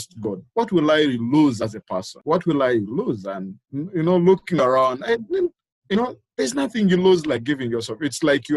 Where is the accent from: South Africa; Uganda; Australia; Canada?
Uganda; Mukono, Central Region; I'm from Uganda, Mukono to be specific.